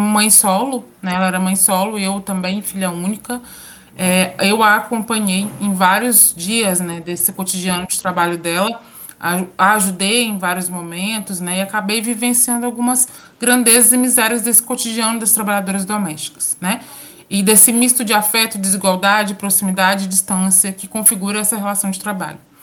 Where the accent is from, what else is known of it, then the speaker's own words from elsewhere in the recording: São João del-Rei, Minas Gerais, Brazil; moved away as an adult; now in Espírito Santo, Brazil; Sou mineira, sou de Minas Gerais, do interior de Minas Gerais, São João del Rei, e estou em solo capixaba, né, há cerca de quase dois anos.